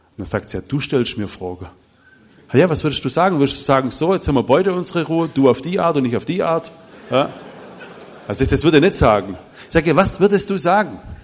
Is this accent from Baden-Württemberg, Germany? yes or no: yes; Bopfingen, Baden-Württemberg, Germany; Ich komme aus Bobfinger